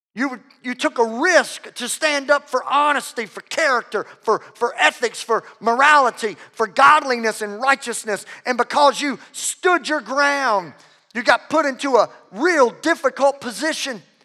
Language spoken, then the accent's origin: English; Louisiana, United States; I'm from, I'm from Louisiana